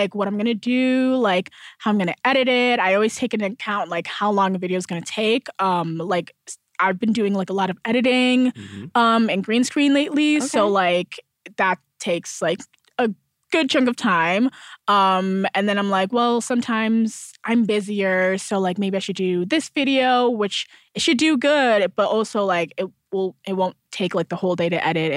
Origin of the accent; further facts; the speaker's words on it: Milwaukee, Wisconsin, United States; moved away as an adult; now in Los Angeles, United States; I'm from Milwaukee, so it's, like, there's, like, a good theater, like, life, but, like, not film